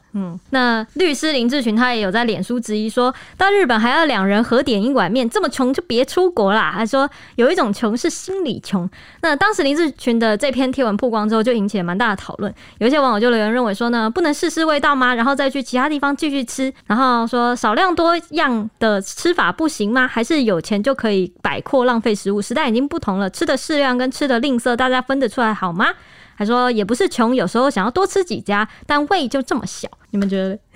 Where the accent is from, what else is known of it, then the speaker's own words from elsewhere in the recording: Taiwan; 我们台湾